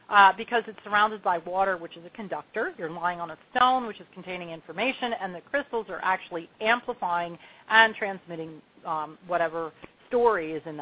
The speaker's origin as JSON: {"language": "English", "town": "Long Beach Island", "region": "New Jersey", "country": "United States", "tie": "born or raised there", "lives_now": "Asheville, United States", "said": "I grew up on Long Beach Island."}